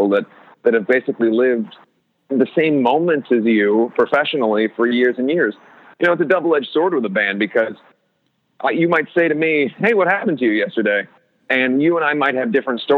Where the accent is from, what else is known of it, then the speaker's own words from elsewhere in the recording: Ohio, United States; moved away; I was a kid from Ohio who was essentially a loner